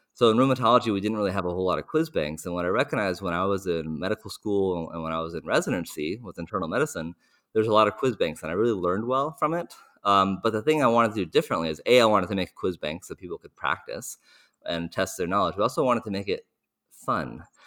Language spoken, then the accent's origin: English; United States; as an American, I don't speak many other languages